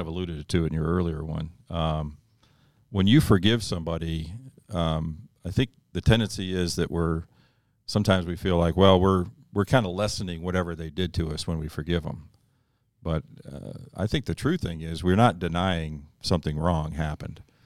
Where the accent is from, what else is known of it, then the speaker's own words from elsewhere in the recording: Northeast, United States; I grew up in the Northeast